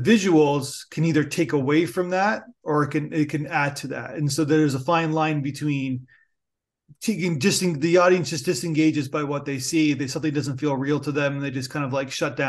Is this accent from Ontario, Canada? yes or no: yes; Niagara Falls, Ontario, Canada; now in Toronto, Canada; I live in Toronto now, but I'm from actually Niagara Falls originally, grew up, born and raised